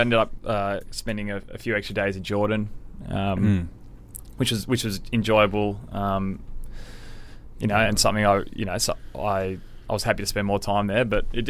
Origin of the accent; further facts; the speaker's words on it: Sydney, New South Wales, Australia; and I grew up in Sydney, yeah.